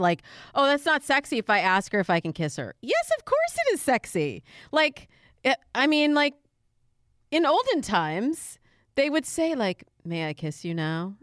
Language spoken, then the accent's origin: English; Michigan, United States; moved away; also born or lived in Chicago / California; I'm originally from Michigan.